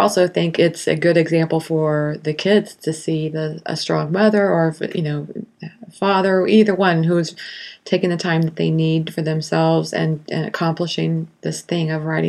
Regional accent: Kansas City, United States; I'm from Kansas City.

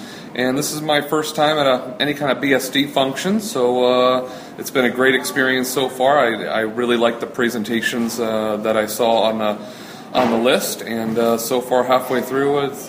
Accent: Connecticut, United States; I'm from Connecticut, and I'm a technology consultant.

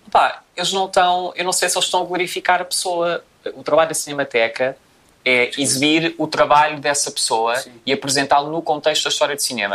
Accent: Portugal; em Portugal, obviamente, que é onde nós vivemos e somos portugueses

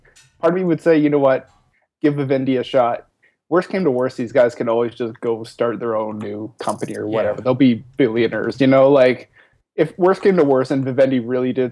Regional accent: Canada; I'm Canadian

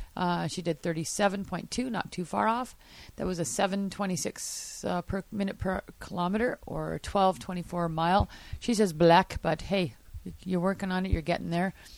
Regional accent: Canada; I'm Canadian.

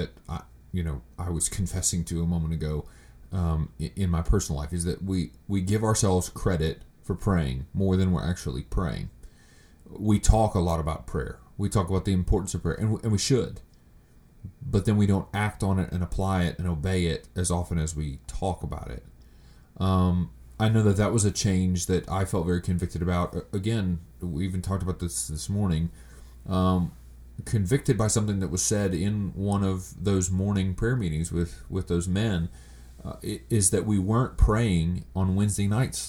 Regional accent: United States; us as American pastors

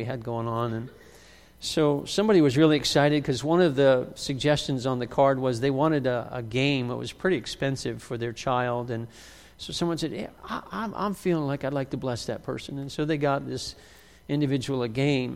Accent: West Virginia, United States; I was born in West Virginia

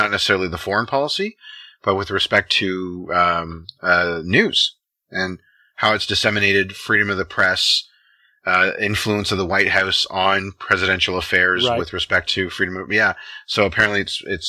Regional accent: Canada; I'm Canadian, that's not what we were taught in school. We were taught Canadian history

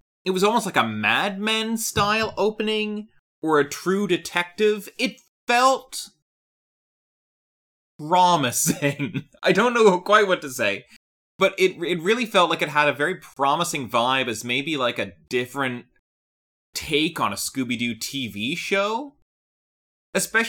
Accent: Canada; I'm Canadian.

